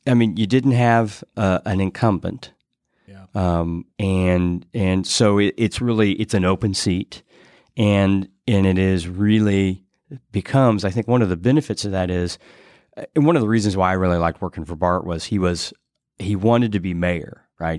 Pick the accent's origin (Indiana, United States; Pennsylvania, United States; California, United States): Indiana, United States; Greenfield; moved away as an adult; now in Indianapolis, United States; I grew up in Greenfield